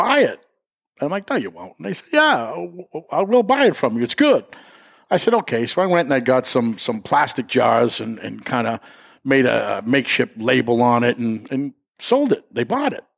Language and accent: English; Brookline, Massachusetts, United States; I'm originally from Boston, Brookline area in the Village. I grew up in the Village in Brookline my whole life